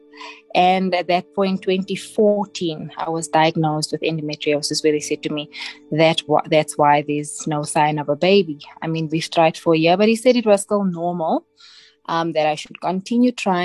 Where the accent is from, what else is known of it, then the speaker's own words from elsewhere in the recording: Johannesburg, Gauteng, South Africa; I was born and bred in El Dorado Park Extension 2, born and raised here.